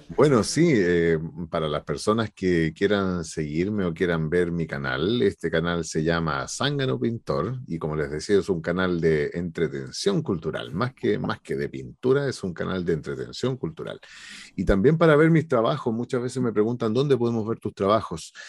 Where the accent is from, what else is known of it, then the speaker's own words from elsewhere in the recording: Maipú, Santiago Metropolitan Region, Chile; yo soy de acá de Maipú